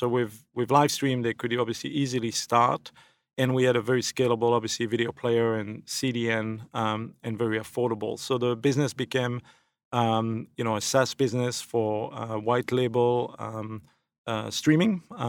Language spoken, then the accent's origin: English; Belgium; moved away; So I'm originally from Belgium, now a thankful naturalized citizen.